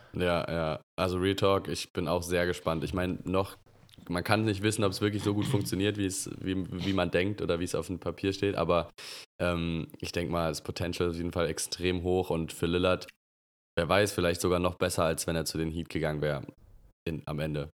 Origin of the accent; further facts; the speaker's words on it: Germany; uns als, als Deutsche